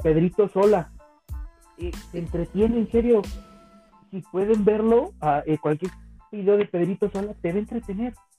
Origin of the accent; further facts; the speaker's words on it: Cuautitlán, State of Mexico, Mexico; en mi pueblo, aquí en Cautitlán